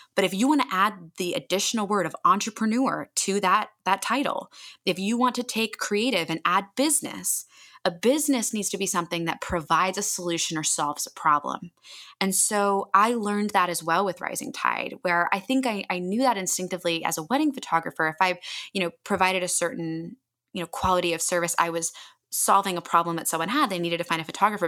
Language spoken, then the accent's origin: English; Annapolis, Maryland, United States; moved away as an adult; also born or lived in California; a community in my hometown of Annapolis, Maryland